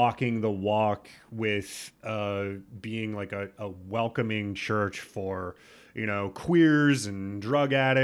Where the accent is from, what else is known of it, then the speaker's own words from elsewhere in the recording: Nebraska, United States; I'm also from Nebraska.